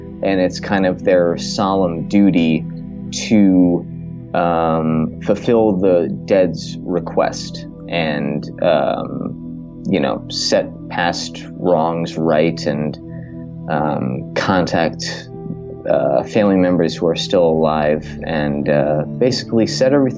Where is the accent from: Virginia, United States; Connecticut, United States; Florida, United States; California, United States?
Connecticut, United States; Trumbull; I grew up in Trumbull, Connecticut